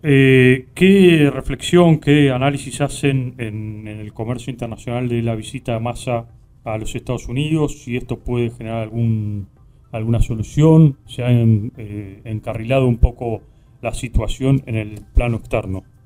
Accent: Argentina

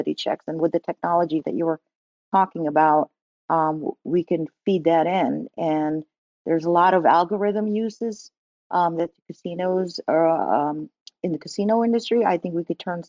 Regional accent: New Jersey, United States; When I growing up in New Jersey, I'm from New Jersey

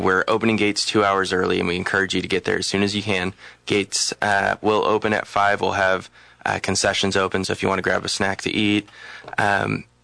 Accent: Los Angeles, California, United States; now in Salem, United States; I'm from Los Angeles

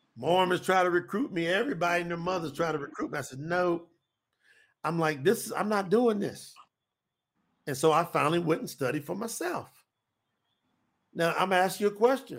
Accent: Winchester, Kentucky, United States; now in Florida, United States; my hometown

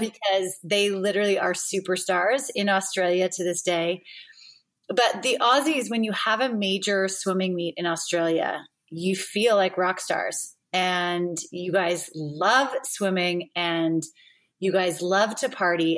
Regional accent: Roseville, California, United States; I grew up in Northern California, so just outside of Sacramento, in what used to be a small town of Roseville, California.

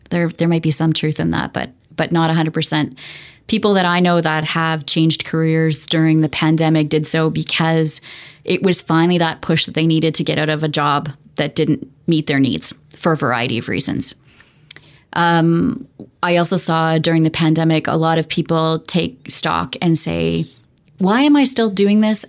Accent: Alberta, Canada; moved away; I grew up in Alberta

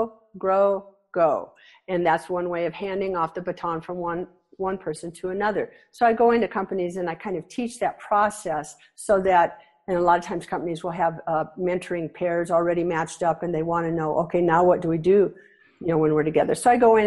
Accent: Nebraska, United States; I grew up in Nebraska

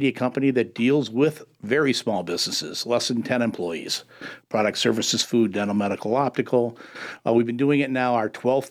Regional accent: Detroit, Michigan, United States; moved away as an adult; also born or lived in Raleigh, North Carolina; growing up in Detroit, working for Ford Motor Company at age 18

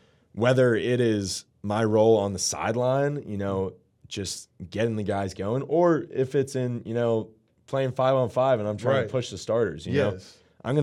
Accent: Pittsburgh, Pennsylvania, United States; So, you know, a lot of people know I'm from Pittsburgh.

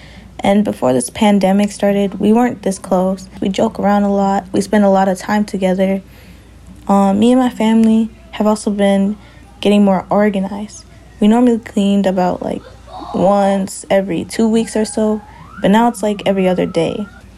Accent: Leech Lake, Minnesota, United States; now in Minneapolis, United States; I am 16 years old. I am from Leech Lake.

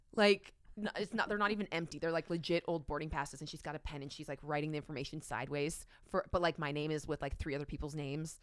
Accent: Canada; as a Canadian who, like, never flies United

